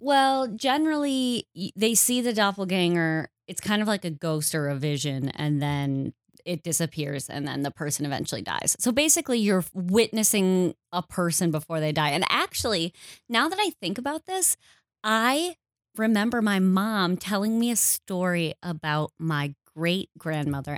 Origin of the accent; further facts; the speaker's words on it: Wisconsin, United States; moved away as an adult; now in Minnesota, United States; I don't feel Minnesotan because I grew up in Wisconsin